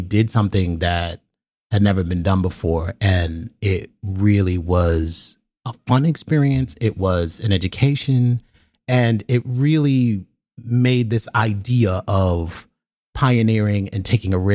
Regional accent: New York City, New York, United States; I'm from the South Bronx, New York City

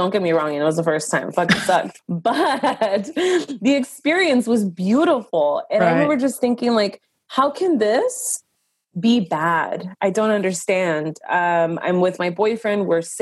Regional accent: Los Angeles, California, United States; I was born and raised in Los Angeles, California of immigrant parents

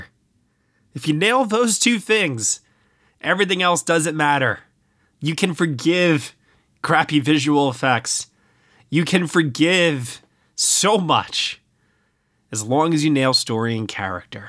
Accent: Brooklyn, New York, United States; my hometown of Brooklyn

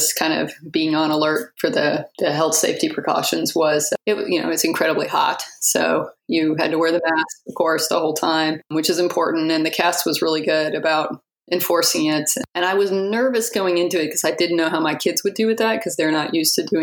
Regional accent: Texas, United States; We're from Texas. It's really hot here, just like there

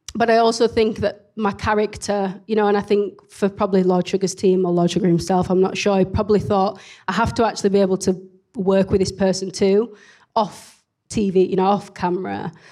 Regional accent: Leeds, Yorkshire and the Humber, United Kingdom; accent: very strong accent (Leeds); I'm based in Leeds. You can probably tell from my very strong accent

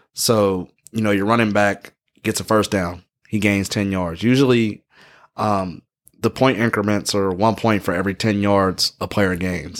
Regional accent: Pittsburgh, Pennsylvania, United States; I'm from Pittsburgh

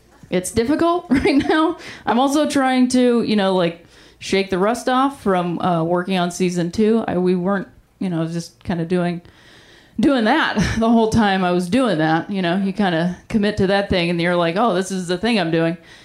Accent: Ohio, United States; moved away

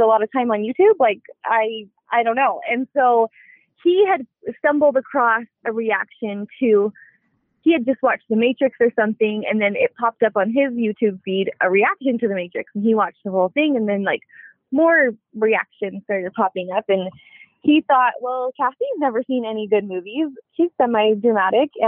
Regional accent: Alberta, Canada; moved away as an adult; now in United States; I'm from Canada, actually. I was not born there, but I was raised in Alberta, Canada, where my family still lives

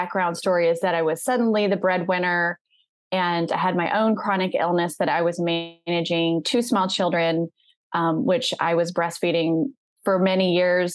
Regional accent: the South, United States; I'm from the South

